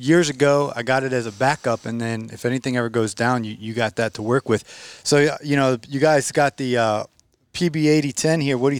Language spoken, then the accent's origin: English; Atlanta, Georgia, United States; Now, I'm from Atlanta.